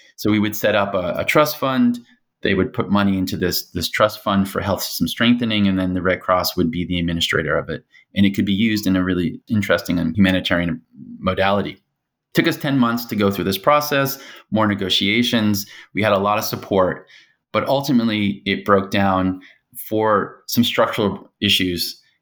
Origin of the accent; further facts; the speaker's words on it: United States; moved away as an adult; also born or lived in Hong Kong; being American